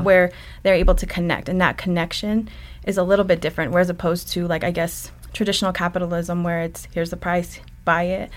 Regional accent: Ganado, Arizona, United States; moved away; also born or lived in Browning, Montana; I grew up and finished school in Ganado, Arizona

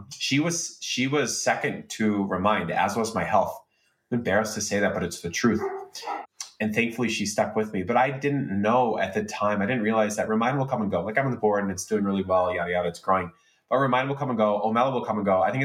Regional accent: Chicago, Illinois, United States; growing up in Chicago in the early 1990s

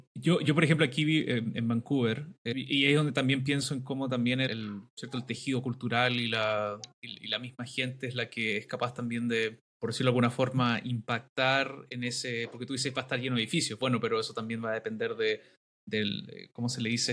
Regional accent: Valdivia, Los Ríos, Chile; soy originario de Valdivia

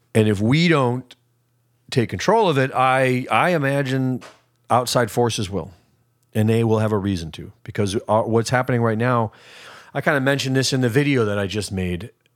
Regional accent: United States; I'm an American

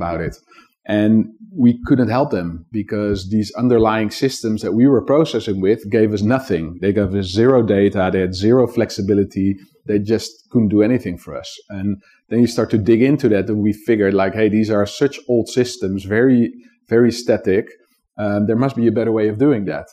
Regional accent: Netherlands; I grew up in the Netherlands

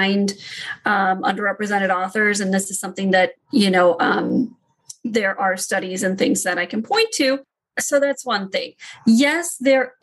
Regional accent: United States; I'm Indian American

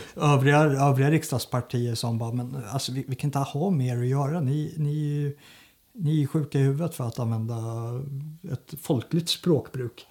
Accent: Sigtuna, Stockholm County, Sweden; Jag är ju uppvuxen i Sigtuna

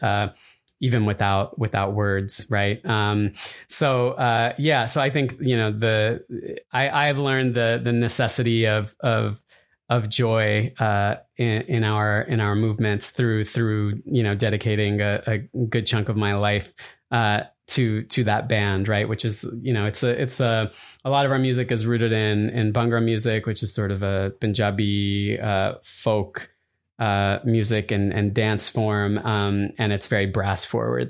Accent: Arizona, United States; moved away; partially growing up in Arizona

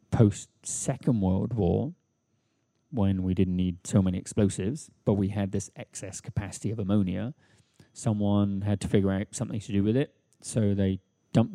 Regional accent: England, United Kingdom; moved away as an adult; also born or lived in United States; now in Brooklyn, United States; I grew up metric in England

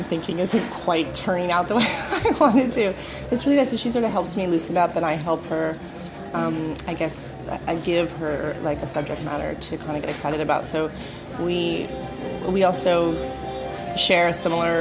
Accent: California, United States; moved away as an adult; now in London, United Kingdom; I came from California, where people are super open and really friendly

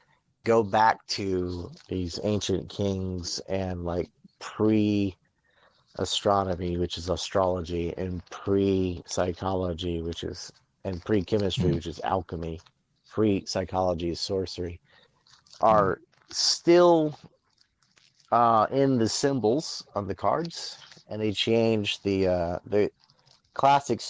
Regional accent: North Carolina, United States; I'm from North Carolina

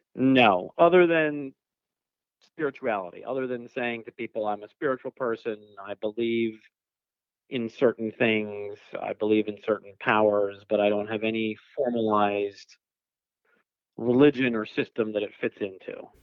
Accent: Philadelphia, Pennsylvania, United States; now in West Coast, United States; I grew up in uh, Philadelphia, so I'm originally from the East Coast

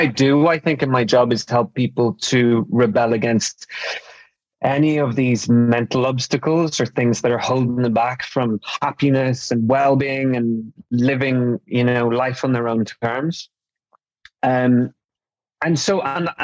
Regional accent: Newry, Northern Ireland, United Kingdom; I was brought up in Northern Ireland

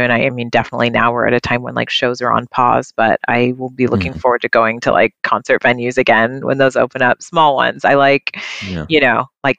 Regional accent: Seattle, Washington, United States; I grew up in Seattle

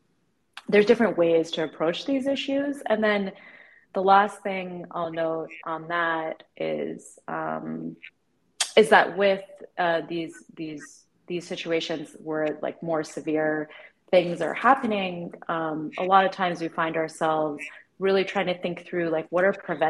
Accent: United States; accent: slight Valley girl twang; I'm just by some quirk was born here

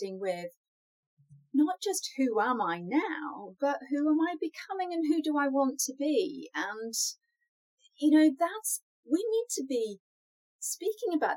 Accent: United Kingdom; I'm British, so of course I'm a tea drinker

